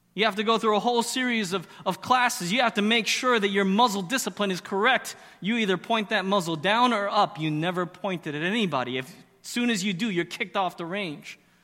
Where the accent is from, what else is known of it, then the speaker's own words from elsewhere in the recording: Arizona, United States; moved away; I grew up in Arizona